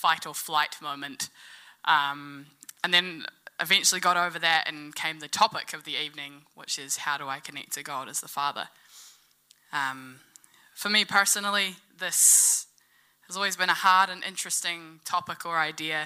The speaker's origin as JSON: {"language": "English", "town": "Gore", "region": "Southland", "country": "New Zealand", "tie": "born or raised there", "said": "Growing up in Gore, I always had my dad around physically"}